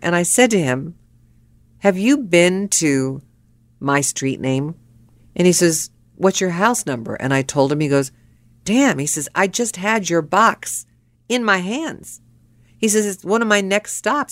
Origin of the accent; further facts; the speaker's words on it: Pittsburgh, Pennsylvania, United States; I was born and raised in Pittsburgh